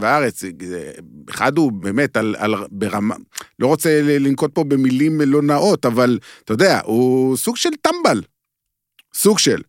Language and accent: Hebrew; Beersheba, Southern District, Israel; אני גדלתי בבאר שבע